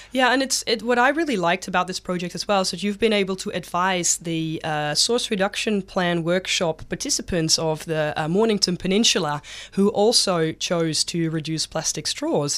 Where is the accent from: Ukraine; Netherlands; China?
Netherlands; now in Victoria, Australia; I'm from the Netherlands originally